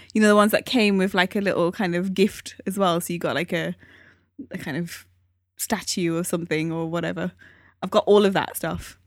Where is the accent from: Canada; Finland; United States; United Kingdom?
United Kingdom; Newcastle upon Tyne, North East England; moved away; I come from Newcastle.